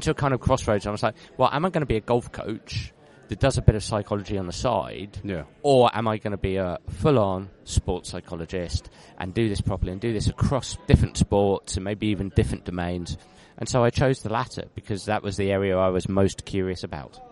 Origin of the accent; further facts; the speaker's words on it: London, United Kingdom; I'm a Londoner, so I was born in London, and uh, I don't live in London anymore. I just live just outside of London